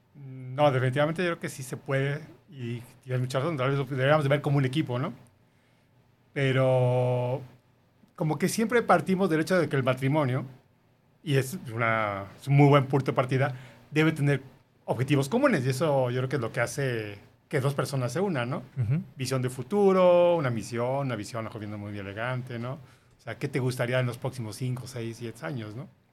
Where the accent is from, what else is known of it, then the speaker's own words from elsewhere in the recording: Mexico City, Mexico; moved away as an adult; now in Guadalajara, Mexico; Los dos somos de la Ciudad de México